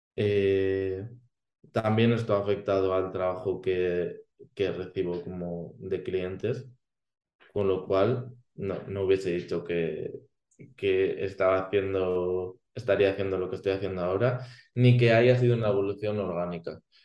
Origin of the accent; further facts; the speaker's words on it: Spain; que conozco la cultura de, mi país